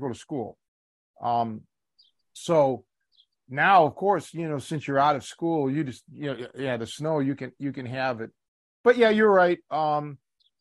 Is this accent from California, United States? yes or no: no; Cleveland, Ohio, United States; moved away; growing up in Cleveland